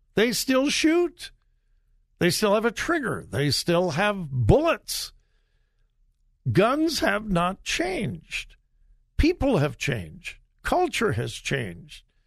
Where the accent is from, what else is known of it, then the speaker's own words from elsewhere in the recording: Compton, California, United States; also born or lived in Mount Vernon, Missouri; I grew up in Southern California, and no, uh, you would not go to my high school in Compton, California